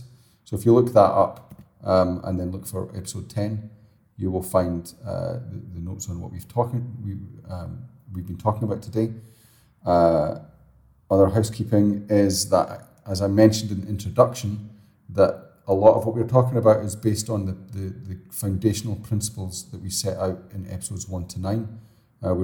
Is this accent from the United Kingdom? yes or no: yes; Scotland, United Kingdom; I'm Scottish, so it's kind of built, but I'm always moving away from it